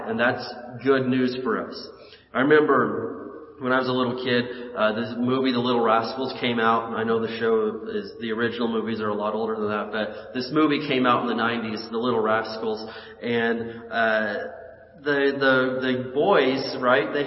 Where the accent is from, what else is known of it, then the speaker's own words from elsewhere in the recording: Indiana, United States; moved away as an adult; now in California, United States; growing up in Indiana, we had tornadoes. And my senior year of high school, a tornado came and took the roof off of the school